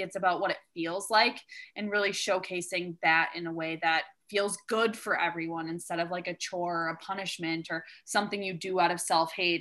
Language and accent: English; Wisconsin, United States; I'm from the Midwest as well. I grew up in Wisconsin